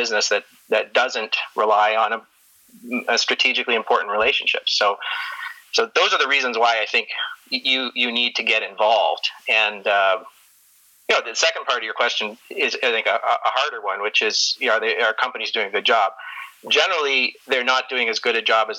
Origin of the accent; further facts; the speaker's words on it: Toronto, Ontario, Canada; also born or lived in Detroit; now in Calgary, Canada; I grew up in Toronto